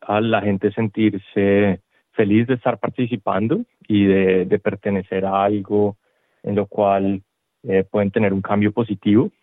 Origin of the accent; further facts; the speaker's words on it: Colombia; now in Australia; yo soy originario de Colombia